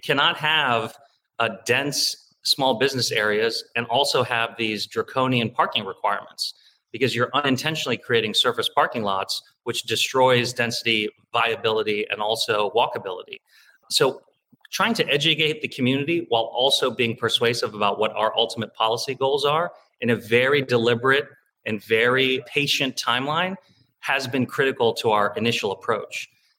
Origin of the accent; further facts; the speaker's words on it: Beavercreek, Ohio, United States; also born or lived in Cincinnati, Ohio; I'm half Tibetan, half Punjabi Indian. I'm 6'3", but I'm all Ohio, born and raised in Ohio. They got married in India and immigrated in the 1980, of all places, to Beaver Creek, Ohio. I was born and raised there, went to public schools.